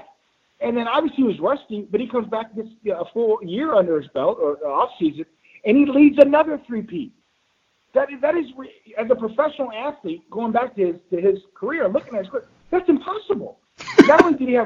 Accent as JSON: {"language": "English", "town": "Chicago", "region": "Illinois", "country": "United States", "tie": "born or raised there", "said": "I grew up in Chicago"}